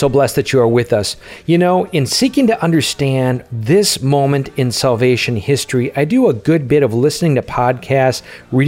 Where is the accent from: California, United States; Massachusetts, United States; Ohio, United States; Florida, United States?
Ohio, United States; Holland; We're from Holland, Ohio